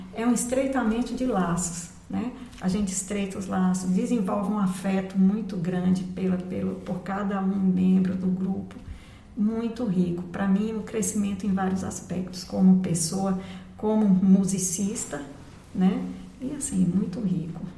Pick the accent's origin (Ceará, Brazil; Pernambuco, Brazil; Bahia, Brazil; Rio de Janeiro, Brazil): Bahia, Brazil; Barreiras; moved away as an adult; also born or lived in Brasília; E nasci em Barreiras, morei lá até os 21 anos. Quando eu concluí a faculdade, me mudei para Brasília.